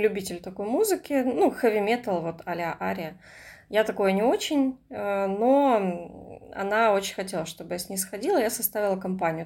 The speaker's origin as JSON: {"language": "Russian", "town": "Komsomolsk-on-Amur", "region": "Khabarovsk Krai", "country": "Russia", "tie": "born or raised there", "moved": "yes", "said": "когда я жила в своем родном городе, я из Комсомольска на Амуре"}